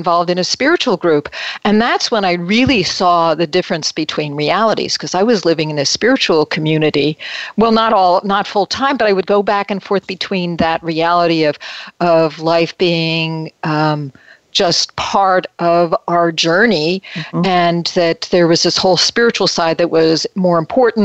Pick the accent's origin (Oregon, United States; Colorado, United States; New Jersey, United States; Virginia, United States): New Jersey, United States; Metuchen; moved away as an adult; also born or lived in New York City / Winona, Minnesota; now in California, United States; I grew up in New Jersey, in Metuchen, New Jersey, and spent a lot of time in New York City. And transplanted to California